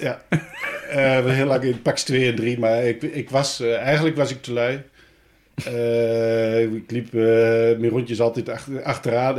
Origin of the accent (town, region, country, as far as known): Hengelo, Overijssel, Netherlands; born or raised there; also born or lived in Arnhem